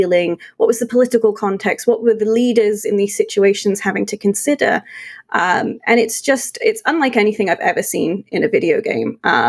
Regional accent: United Kingdom; When I play as the English, having grown up in the UK, those buildings make me feel homesick because they're so spot on.

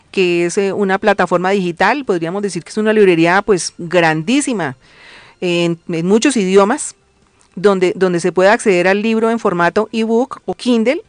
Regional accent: Colombia; como colombianos

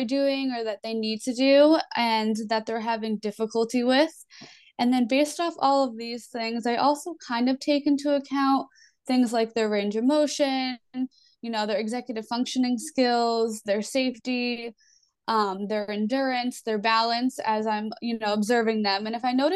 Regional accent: East Coast, United States; I am from the East Coast

